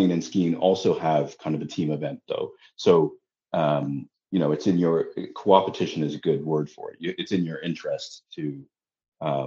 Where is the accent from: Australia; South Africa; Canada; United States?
Canada; Ottawa, Ontario; moved away as an adult; also born or lived in London, United Kingdom; now in Toronto, Canada; I grew up in Ottawa, the nation's capital.